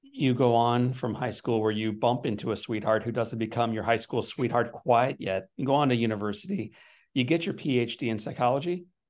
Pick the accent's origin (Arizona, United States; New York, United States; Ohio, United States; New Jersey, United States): Ohio, United States; I grew up in Ohio